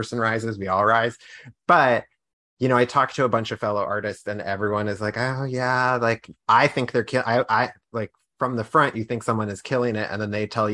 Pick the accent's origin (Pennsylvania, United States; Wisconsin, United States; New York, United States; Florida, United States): Pennsylvania, United States; Pittsburgh; now in Washington, D.C., United States; And I'm from Pittsburgh, but I'm from Pennsylvania, but, like, the Pittsburgh area.